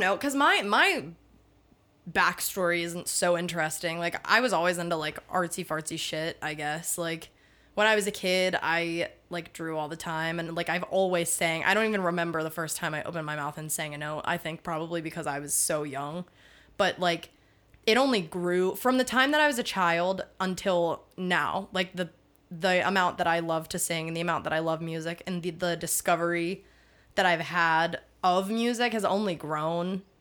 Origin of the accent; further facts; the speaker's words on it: Pittsburgh, Pennsylvania, United States; I'm from Pittsburgh.